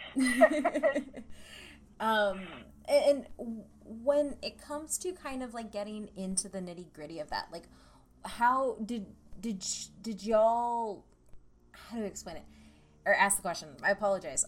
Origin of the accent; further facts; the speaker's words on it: Central Texas, United States; I'm from Texas and, and from Central Texas.